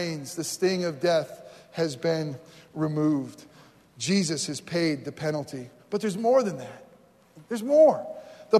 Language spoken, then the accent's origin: English; New York, United States; moved away as an adult; also born or lived in Florida / New Jersey; I grew up in New York